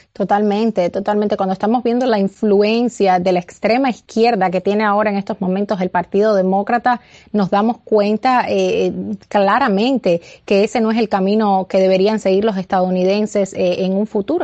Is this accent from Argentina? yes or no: no; Cuba; now in United States; nací y criada eh, en Cuba, también ciudadana americana, pero, pero nací, nací y me crié en Cuba